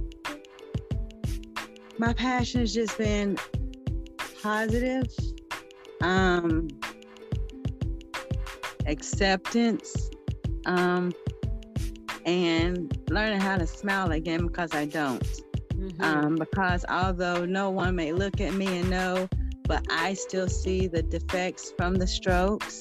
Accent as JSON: {"language": "English", "town": "Winston-Salem", "region": "North Carolina", "country": "United States", "said": "I'm from Winston-Salem, North Carolina"}